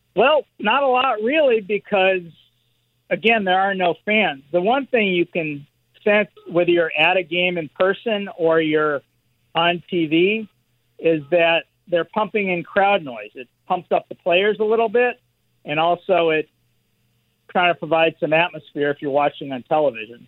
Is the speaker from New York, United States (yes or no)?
no; Los Angeles, California, United States; growing up in Los Angeles